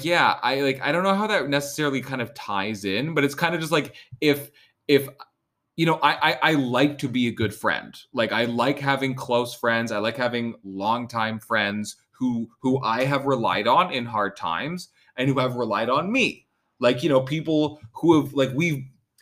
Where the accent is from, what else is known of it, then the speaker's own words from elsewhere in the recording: Vancouver, British Columbia, Canada; I fucking live 20 minutes from this college. Like, I'm not an international student. I'm not from Ontario. I didn't move fucking anywhere.